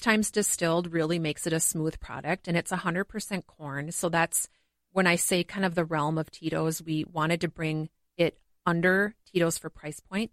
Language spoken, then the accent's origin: English; Montgomery, Minnesota, United States; I grew up in Montgomery, Minnesota